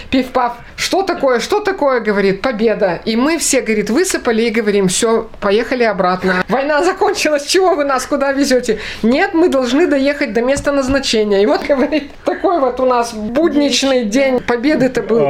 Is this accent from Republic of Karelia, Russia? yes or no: yes; Republic of Karelia, Russia; Жили мы, родились мы все в Карелии. Дед мой был петербуржец, а, в общем-то, мы все из Карелии